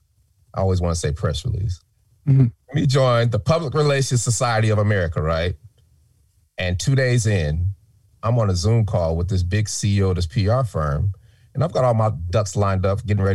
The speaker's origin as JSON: {"language": "English", "town": "Denver", "region": "Colorado", "country": "United States", "moved": "yes", "said": "we're from Denver"}